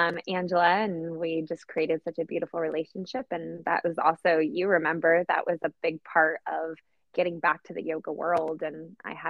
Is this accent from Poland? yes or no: yes; Poland; now in Oceanside, United States; I'm originally from Poland, hence the unusual name. And I currently live in South Oceanside in California